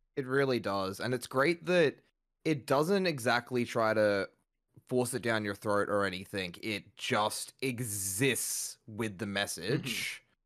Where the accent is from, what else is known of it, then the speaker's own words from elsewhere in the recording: Australia; as an Australian